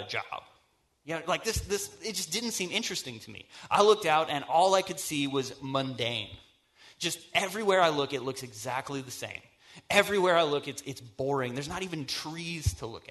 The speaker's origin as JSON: {"language": "English", "region": "North Carolina", "country": "United States", "tie": "born or raised there", "also_born_or_lived": "Michigan / South Dakota", "said": "I grew up in North Carolina."}